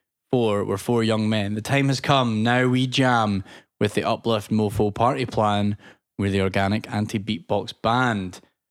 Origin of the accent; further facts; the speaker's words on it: Michigan, United States; Me. I'm from Michigan.